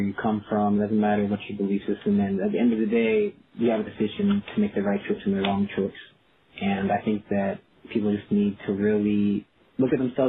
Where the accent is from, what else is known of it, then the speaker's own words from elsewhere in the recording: St. Louis, Missouri, United States; now in Memphis, United States; growing up in St. Louis, it being such a huge soccer city